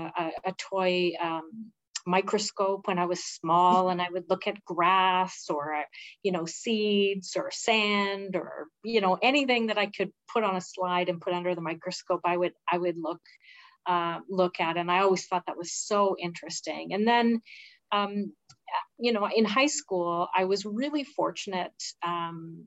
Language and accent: English; Blind River, Ontario, Canada; moved away as an adult; also born or lived in Sault Ste. Marie, Canada; now in Sudbury, Canada; I grew up in a very rural community